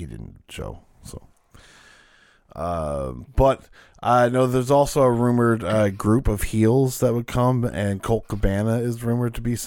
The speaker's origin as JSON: {"language": "English", "country": "Canada", "said": "I'm Canadian."}